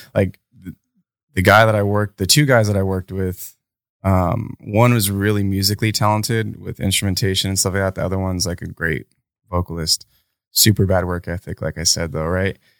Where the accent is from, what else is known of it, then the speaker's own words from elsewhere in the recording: United States; me being American and privileged